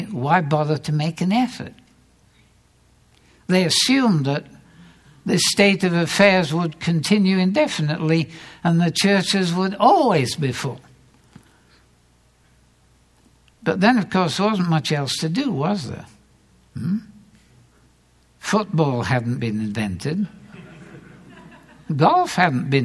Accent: England, United Kingdom; now in United States; I grew up in England, where the church is somewhat more traditional

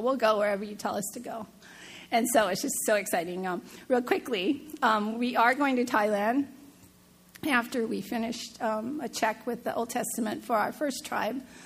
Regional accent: Seattle, Washington, United States; moved away; I'm from Seattle, the home of Starbucks

